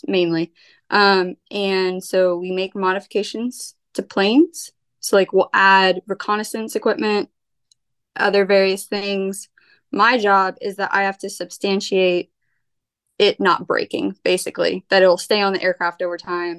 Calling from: Rowlett, Texas, United States; I am in Rowlett, Texas.

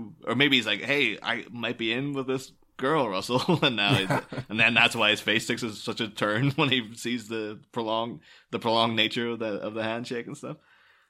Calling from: Liverpool, North West England, United Kingdom; because I'm recording from Liverpool, about half a mile from where Penny Lane actually is.

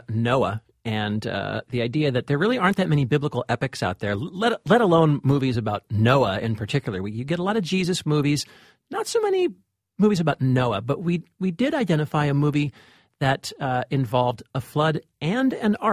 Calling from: Shanghai, China; I'm calling from Shanghai, China, and I'm really glad I can still get the podcast over here. It's a really nice taste of home.

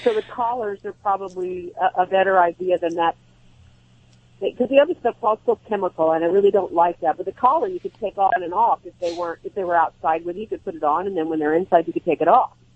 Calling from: Sunriver, Oregon, United States; I am calling from Sun River, Oregon

